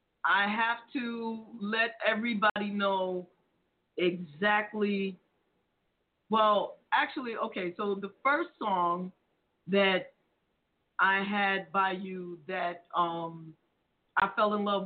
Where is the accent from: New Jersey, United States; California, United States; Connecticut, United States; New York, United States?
New York, United States; Brooklyn; My hometown, but Brooklyn's in the house.